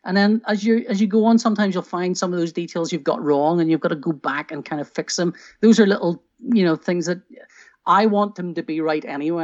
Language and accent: English; Northern Ireland, United Kingdom; I grew up in Northern Ireland